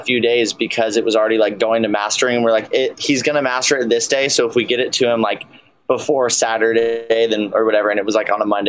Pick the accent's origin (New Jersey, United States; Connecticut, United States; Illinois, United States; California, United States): California, United States; Los Angeles; I'm from here in LA.